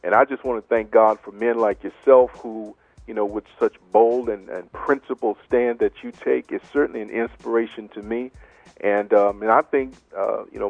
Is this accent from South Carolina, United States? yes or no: no; Marlin, Texas, United States; I'm from Little Marlin, Texas, down south of Waco